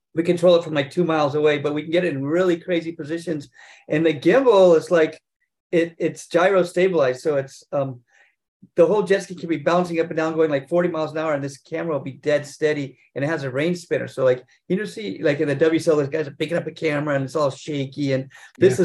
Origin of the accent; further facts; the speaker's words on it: North Shore, Hawaii, United States; I grew up here in Hawaii on the North Shore